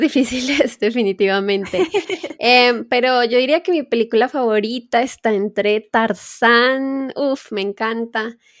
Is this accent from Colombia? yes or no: yes; Colombia; la mayoría también de colombianos nos halagamos